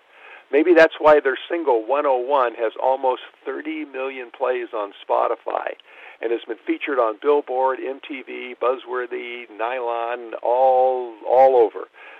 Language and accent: English; Los Angeles, California, United States; also born or lived in Boston; So first of all, this is my hometown